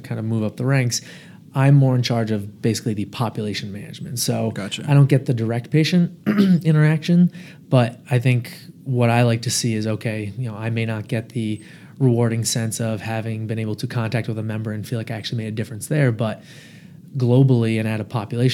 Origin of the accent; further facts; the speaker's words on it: Rhode Island, United States; born and raised in Rhode Island